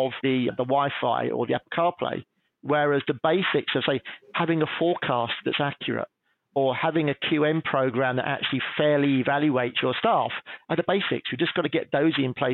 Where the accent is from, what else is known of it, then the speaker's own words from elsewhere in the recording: England, United Kingdom; being English